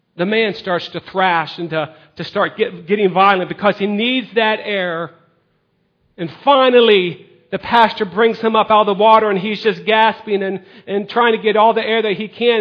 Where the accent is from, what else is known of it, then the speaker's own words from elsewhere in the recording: United States; We as American citizens